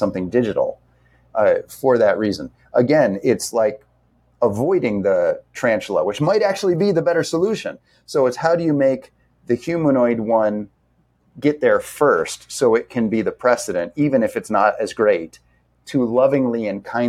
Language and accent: English; Indiana, United States; now in Honolulu, United States; I grew up in Indiana in a small town.